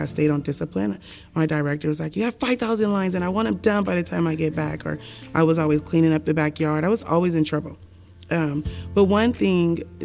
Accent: Oakland, California, United States; I grew up in Oakland in a single parent home

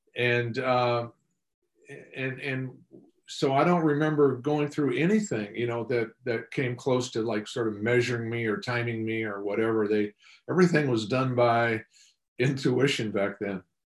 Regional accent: Tacoma, Washington, United States; I grew up in Tacoma, Washington, uh, sp- specifically South Tacoma

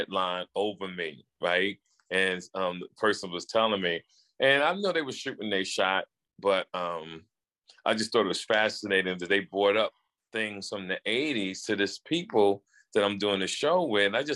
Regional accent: New Jersey, United States; I was from Jersey

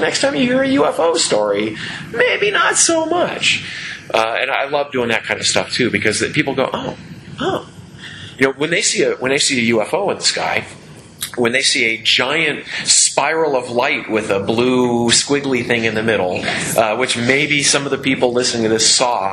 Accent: United States; I am an American

